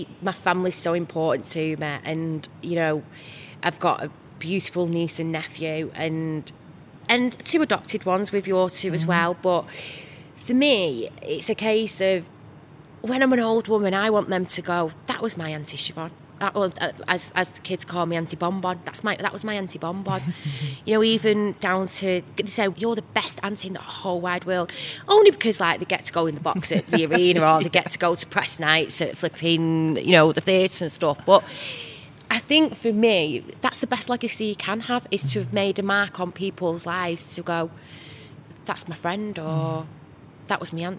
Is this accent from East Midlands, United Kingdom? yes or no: no; Manchester, North West England, United Kingdom; I am a Mancunian through and through.